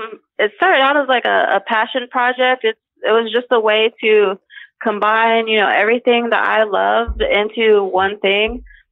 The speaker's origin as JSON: {"language": "English", "region": "Ohio", "country": "United States", "tie": "born or raised there", "said": "Yes, I was. Yep. Lived here my entire life."}